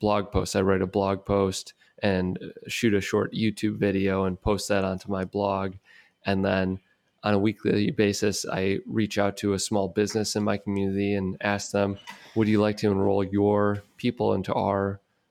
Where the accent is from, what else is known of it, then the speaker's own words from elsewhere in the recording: Detroit, Michigan, United States; my hometown in Detroit